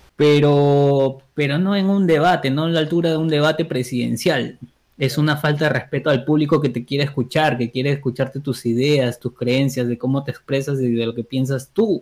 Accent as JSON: {"language": "Spanish", "country": "Peru"}